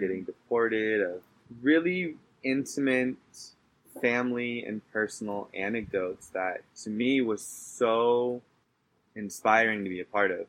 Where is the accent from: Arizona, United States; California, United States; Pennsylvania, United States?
California, United States; Southern; moved away as an adult; also born or lived in North Carolina; now in Baja California, Mexico; coming from the United States, especially where I come from in Southern California